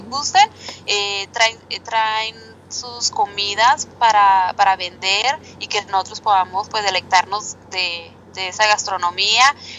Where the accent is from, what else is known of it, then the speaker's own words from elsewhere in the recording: Mexicali, Baja California, Mexico; moved away as an adult; now in Edmonton, Canada; yo soy de ahí, de Mexicali, Baja California